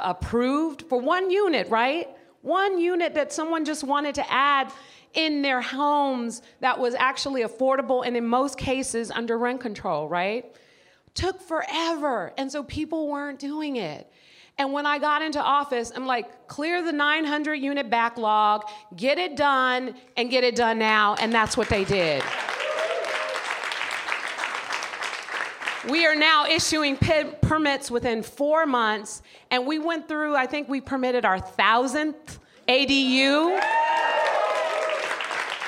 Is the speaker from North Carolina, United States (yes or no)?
no; San Francisco, California, United States; the people that I grew up with in San Francisco